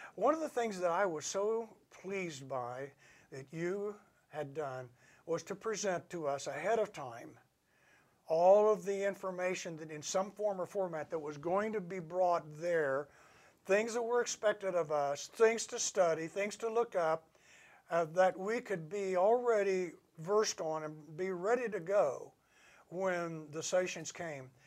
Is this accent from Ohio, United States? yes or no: yes; Ohio, United States; my hometown in Ohio